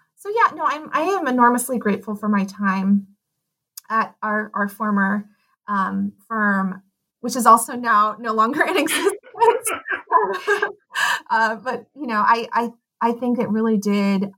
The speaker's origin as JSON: {"language": "English", "town": "Pasadena", "region": "California", "country": "United States", "tie": "born or raised there", "also_born_or_lived": "Claremont, California / Amherst, Massachusetts / Stanford, California / Portland", "said": "I grew up in Pasadena"}